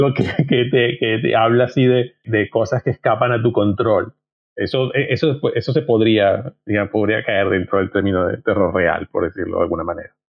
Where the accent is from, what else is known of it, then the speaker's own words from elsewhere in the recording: Venezuela; moved away as an adult; also born or lived in Pamplona, Spain; me fui de Venezuela, que me fui a, vivir a España